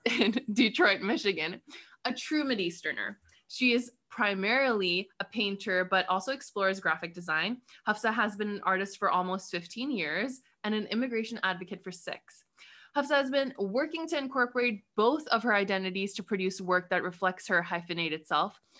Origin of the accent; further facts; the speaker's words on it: Karachi, Sindh, Pakistan; I'm from Karachi